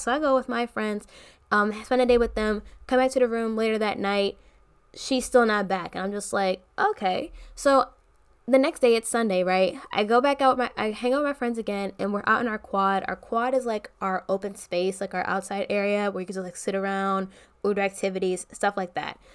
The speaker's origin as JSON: {"language": "English", "region": "Maryland", "country": "United States", "said": "I'm from Maryland"}